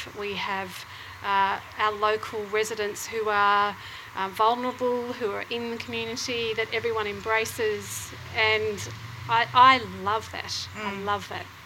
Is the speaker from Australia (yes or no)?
yes; Croydon, Victoria, Australia; moved away as an adult; now in Northcote, Australia; I actually grew up out in Croydon.